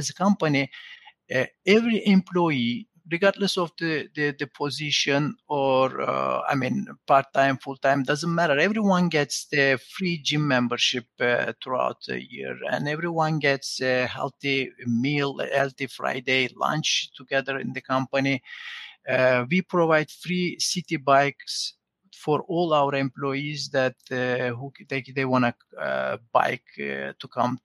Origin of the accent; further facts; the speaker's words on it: Turkey; moved away; I'm originally from Turkey